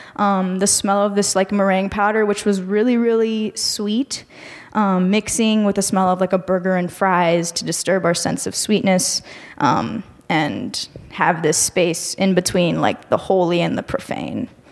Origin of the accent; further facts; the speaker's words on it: Miami, Florida, United States; moved away as an adult; now in Chicago, United States; I come from Miami, so there is a significant Mexican population there